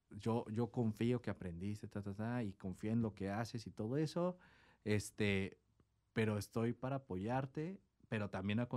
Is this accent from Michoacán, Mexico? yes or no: no; Tecate, Baja California, Mexico; que éramos de encenada y que de encenada y de encenada. Así como, güey, somos de Tecate, güey, ¿sabes? O sea, también era como un peso